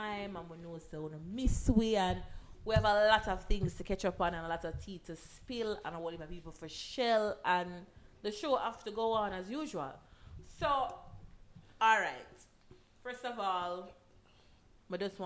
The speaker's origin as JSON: {"language": "English", "country": "Jamaica", "said": "I'm a Jamaican"}